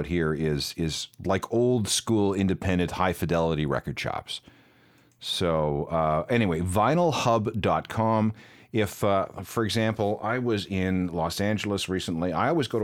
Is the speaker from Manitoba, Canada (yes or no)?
yes; Winnipeg, Manitoba, Canada; now in Toronto, Canada; my hometown, Winnipeg